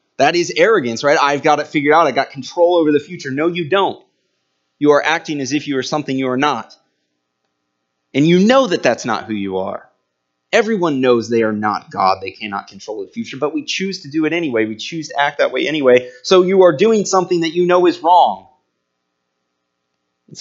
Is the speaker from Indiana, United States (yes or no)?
yes; Indiana, United States; we're all from Indiana